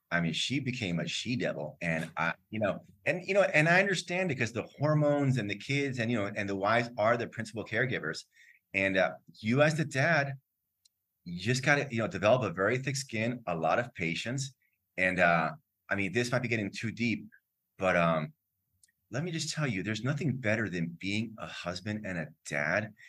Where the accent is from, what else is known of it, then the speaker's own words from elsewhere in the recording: Miami, Florida, United States; moved away as an adult; also born or lived in Lima, Peru; I was born in Florida, grew up in Miami, my parents are Cuban, so I speak Spanish